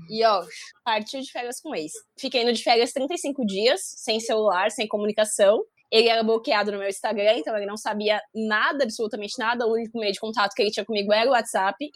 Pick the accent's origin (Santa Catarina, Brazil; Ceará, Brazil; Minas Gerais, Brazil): Santa Catarina, Brazil; now in São Paulo, Brazil; Eu vim de Santa Catarina para São Paulo.